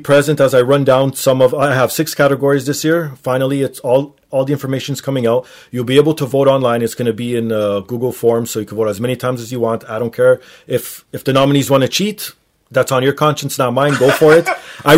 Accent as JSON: {"language": "English", "country": "Canada", "said": "Being Canadian"}